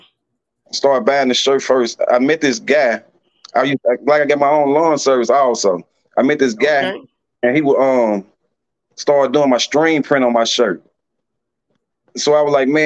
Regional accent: Georgetown, United States; I'm from Georgetown

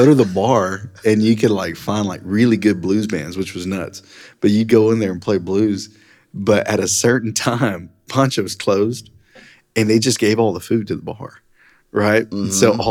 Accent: North Shore, Texas, United States; I grew up in North Shore is where I grew up.

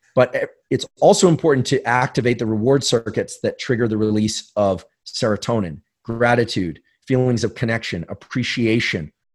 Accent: San Francisco, California, United States; growing up in New Zealand or in, you know, South Bay, San Francisco, for me

